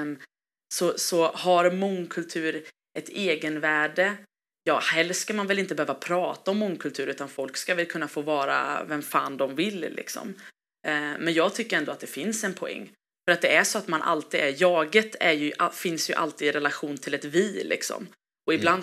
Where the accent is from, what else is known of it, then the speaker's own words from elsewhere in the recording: Gothenburg, Västra Götaland, Sweden; jag är ju eh, svensk, jag är göteborgare, jag är hissingsbo